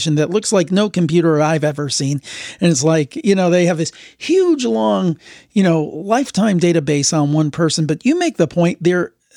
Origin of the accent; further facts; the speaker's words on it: Ohio, United States; I'm from Ohio